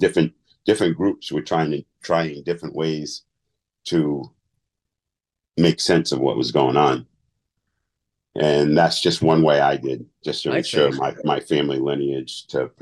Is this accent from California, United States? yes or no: no; Providence, Rhode Island, United States; also born or lived in Peace Dale, Rhode Island; I was born in Providence